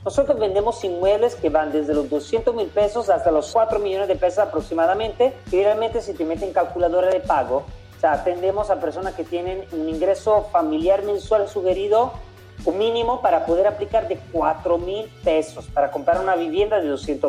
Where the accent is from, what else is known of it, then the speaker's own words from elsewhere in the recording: Italy; also born or lived in Central America; now in Panama; Yo soy italiano, llevo años viviendo en Centroamérica